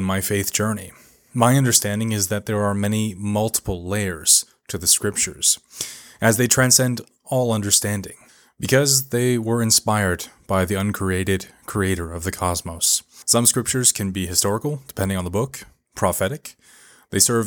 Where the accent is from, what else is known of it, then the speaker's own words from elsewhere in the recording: Las Vegas, Nevada, United States; moved away as an adult; also born or lived in Vietnam / England / China; now in Duluth, United States; my hometown of Las Vegas